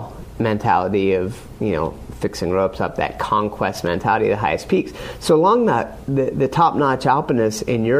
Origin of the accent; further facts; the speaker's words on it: State College, Pennsylvania, United States; I grew up in State College, Pennsylvania